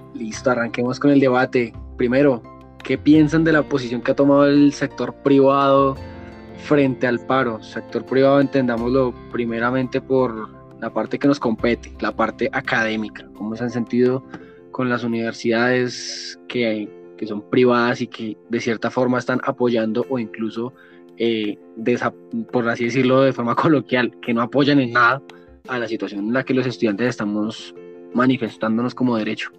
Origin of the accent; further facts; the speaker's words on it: Colombia; nos afectan como colombianos